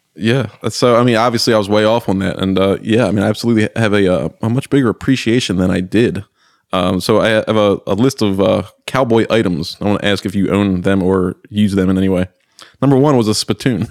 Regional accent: Baltimore, Maryland, United States; born and raised in Baltimore, Maryland

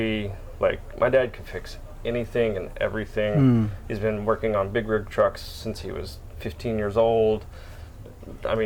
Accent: Tennessee, United States; moved away as an adult; now in Florida, United States; I was born here, but I grew up in Tennessee.

